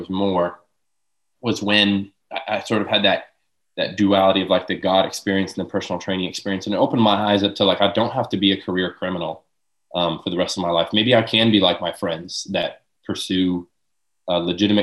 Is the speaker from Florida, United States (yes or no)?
yes; Lakeland, Florida, United States; born and raised in Lakeland